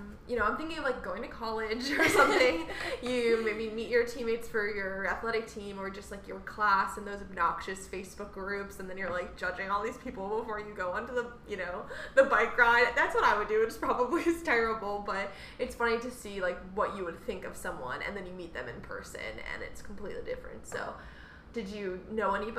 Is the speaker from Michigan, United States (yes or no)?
no; New York, United States; moved away; also born or lived in Tampa, Florida; I'm from New York